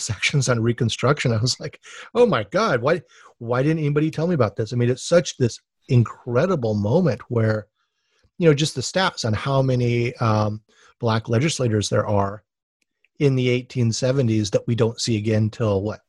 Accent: Hawaii, United States; I'm from Hawaii, where the Civil War is like the most exotic thing ever.

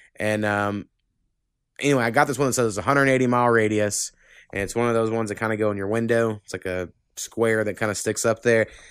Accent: Oklahoma, United States; born or raised there

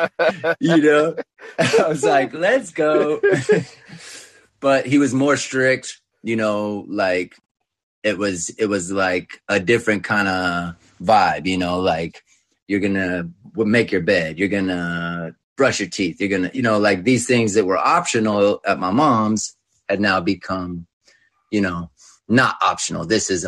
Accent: California, United States; also born or lived in Westlake Village, California; I grew up in California playing sports, winning championships and all

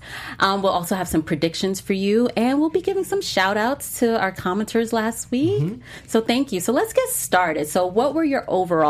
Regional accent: Miami, Florida, United States; moved away; I used to live in Miami. I was born in Miami, and I lived there for a long time.

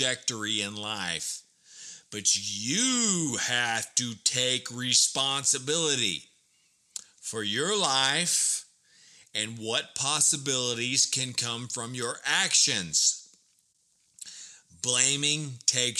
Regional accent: Burleson, Texas, United States; born or raised there; moved away

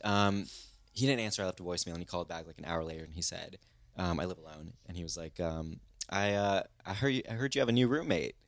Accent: Kansas, United States; moved away; we, we grew up in Kansas.

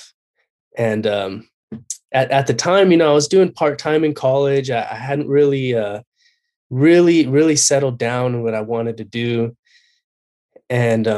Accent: Covina, California, United States; I've been born and raised in Covina, California

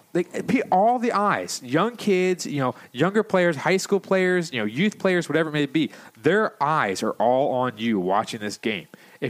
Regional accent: Canada; As a Canadian, we would never ever think of doing something like that.

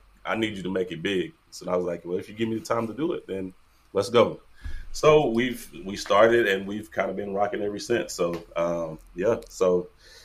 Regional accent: Tullahoma, Tennessee, United States; now in Kansas City, United States; I'm originally from Tullahoma, Tennessee

